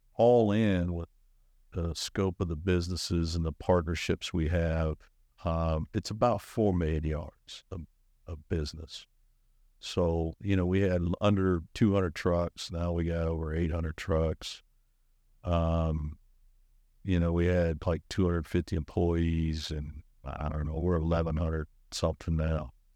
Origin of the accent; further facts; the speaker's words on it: Arizona, United States; moved away as an adult; also born or lived in Georgia / Kansas City / Fayetteville, Arkansas / Tulsa, Oklahoma; now in Charlotte, United States; I was born in Georgia, but raised in Arizona